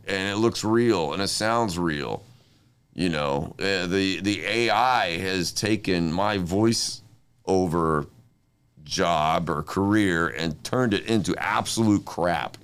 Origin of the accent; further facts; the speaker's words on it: Inglewood, California, United States; I was born in Inglewood